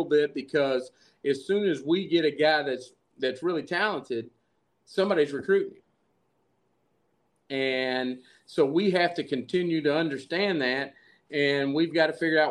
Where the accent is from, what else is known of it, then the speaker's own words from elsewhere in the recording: Nashville, Tennessee, United States; Born and raised in Nashville